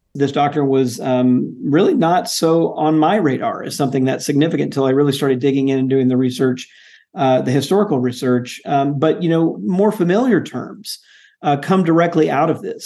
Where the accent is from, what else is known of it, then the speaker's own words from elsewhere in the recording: Jackson, Mississippi, United States; I grew up in Jackson, Mississippi, going to Jackson